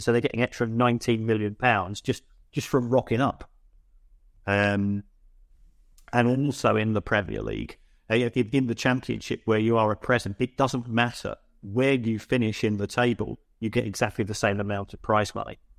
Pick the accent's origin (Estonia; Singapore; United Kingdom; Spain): United Kingdom; London; I'm from the Elephant and Castle orig, originally